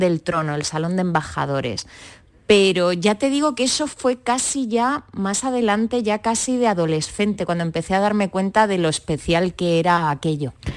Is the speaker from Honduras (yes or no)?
no; Granada, Andalusia, Spain; crecer muy pegada a, mm. la Alhambra